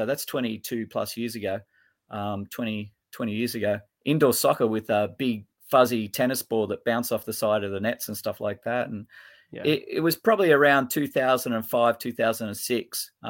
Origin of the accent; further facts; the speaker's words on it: Sydney, New South Wales, Australia; now in Port Macquarie, Australia; I was born in Bondi, so in Sydney. So I'm a Bondi boy, born and bred down in Sydney. Raised probably in the western suburbs out towards the Hills District and stuff like that.